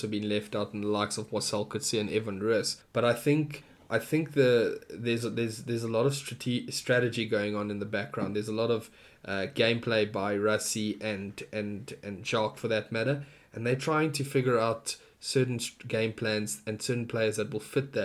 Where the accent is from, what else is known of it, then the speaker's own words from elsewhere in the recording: South Africa; as a South African